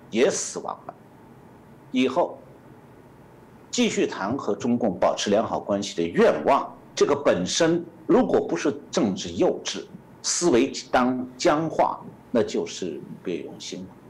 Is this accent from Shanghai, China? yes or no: yes; Shanghai, China; now in United States; 我是上海人